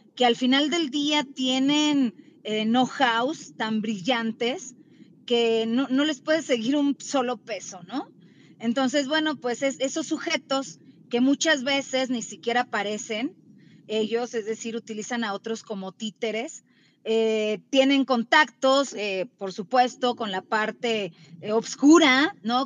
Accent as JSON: {"language": "Spanish", "country": "Mexico", "said": "nosotros como mexicanos"}